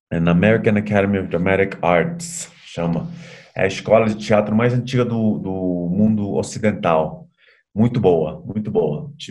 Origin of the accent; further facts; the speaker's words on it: Bolivia; Portuguese is a second language; É, sou boliviano, metade boliviano, metade. Bom, boliviano brasileiro, mas nascido na Bolívia.